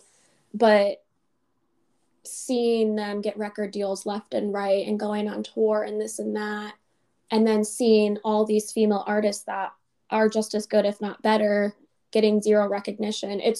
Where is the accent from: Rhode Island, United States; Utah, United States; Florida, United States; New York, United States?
New York, United States; I am from New York